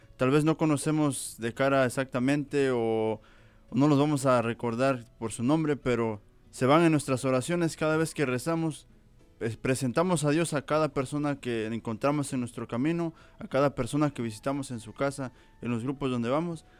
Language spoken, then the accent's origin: Spanish; Veracruz, Mexico; igual de México, Veracruz